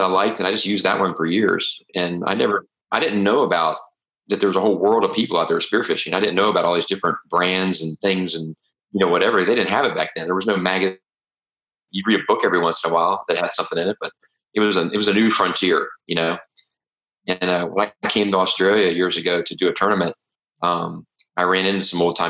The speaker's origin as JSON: {"language": "English", "town": "Tampa", "region": "Florida", "country": "United States", "tie": "born or raised there", "said": "I grew up shooting in Tampa Bay"}